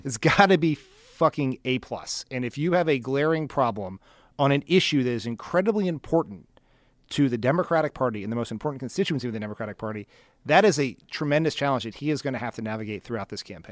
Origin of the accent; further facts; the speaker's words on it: Wilmington, Delaware, United States; my hometown of Wilmington, Delaware. which had such a problem with school integration that there was federally mandated busing until my senior year in high school